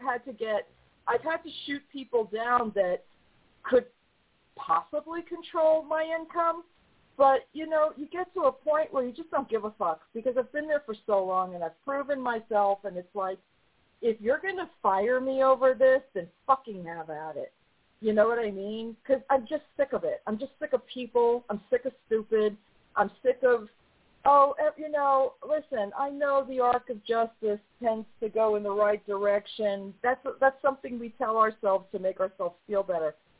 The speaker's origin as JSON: {"language": "English", "region": "New York", "country": "United States", "also_born_or_lived": "the South", "moved": "yes", "lives_now": "Southern United States", "said": "I live in the South now. I'm from New York"}